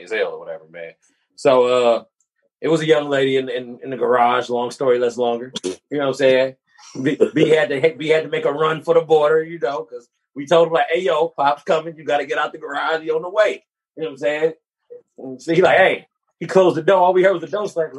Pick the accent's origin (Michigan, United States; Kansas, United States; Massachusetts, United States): Michigan, United States; Detroit; We're from Detroit.